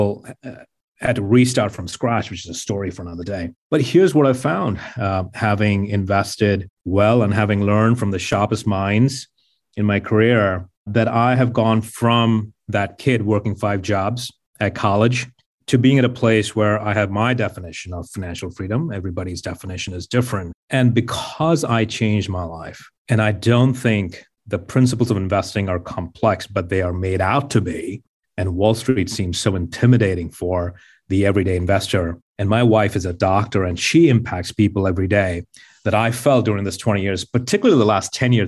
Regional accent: Mumbai, Maharashtra, India; moved away as an adult; now in United States; my background is I grew up in Mumbai and I didn't come from a lot of wealth

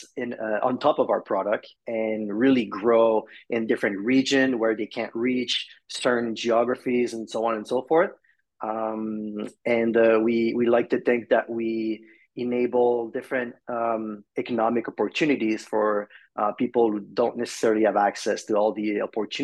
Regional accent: Montreal, Quebec, Canada; I'm from Montreal, Canada.

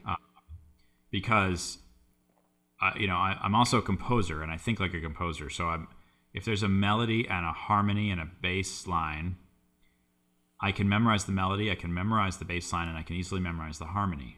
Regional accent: Boston, Massachusetts, United States; I grew up in the Boston area

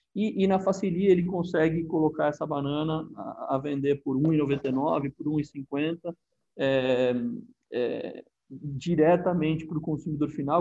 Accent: Brazil; aqui no, no nosso país

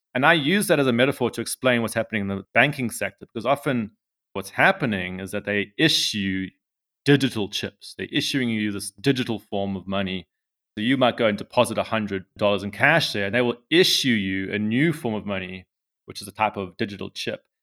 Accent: South Africa; I'm from South Africa

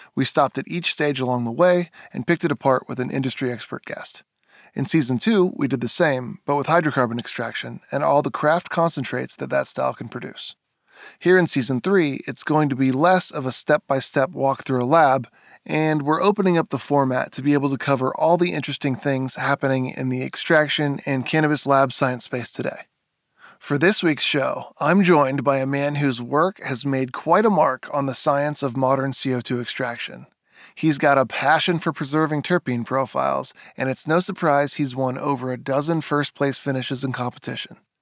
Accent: Monterey area, California, United States; I was born in the Monterey area

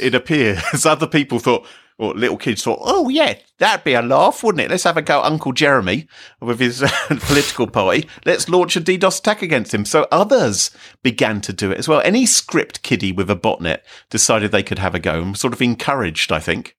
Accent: United Kingdom; we here in Britain, we're all British

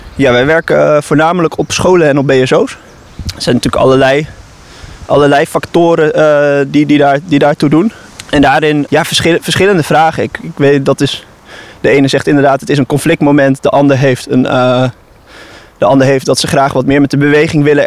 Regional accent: Netherlands

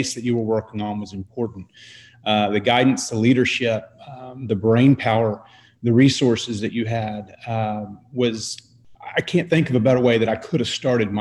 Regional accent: Dallas, Texas, United States; I grew up in Dallas

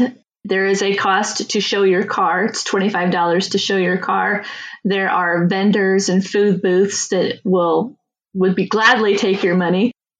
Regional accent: Auburn, Indiana, United States; that's my hometown.

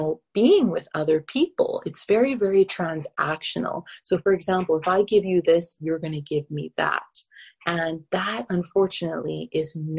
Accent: Calgary, Alberta, Canada; moved away as an adult; also born or lived in Middle East; I grew up in Canada, in Calgary, Alberta

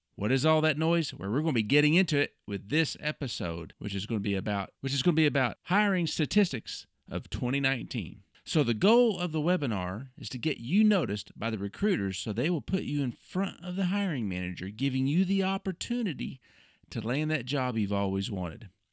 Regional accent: Oklahoma City, Oklahoma, United States; my hometown, Oklahoma City

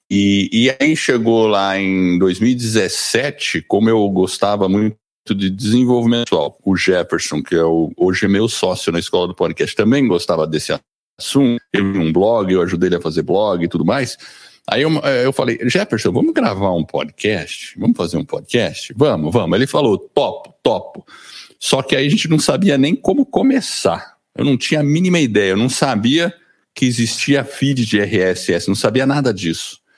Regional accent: Brazil; accent: paulista; also born or lived in United States; Eu sou gringo, acredita, e eu nasci nos Estados Unidos, mas vim para o Brasil quando era pequeno moro aqui no Brasil desde os três anos de idade, por isso que eu tenho esse sotaque meio paulista.

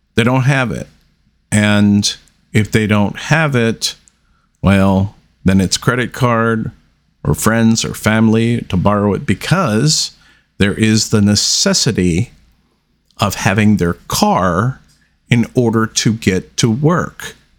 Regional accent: United States; we as the American people

